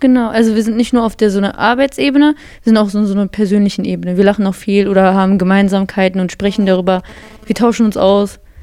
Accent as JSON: {"language": "German", "town": "Bottrop", "region": "North Rhine-Westphalia", "country": "Germany", "said": "Wir sind wirklich die zwei krassen Bottropper"}